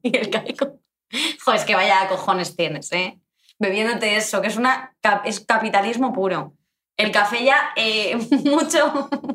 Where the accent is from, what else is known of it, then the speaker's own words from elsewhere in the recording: Madrid, Community of Madrid, Spain; Yo soy de Madrid 100%. Eh, o sea, no tengo otras raíces.